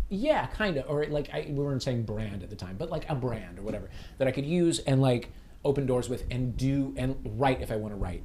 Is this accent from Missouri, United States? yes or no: yes; St. Louis, Missouri, United States; we lived in St. Louis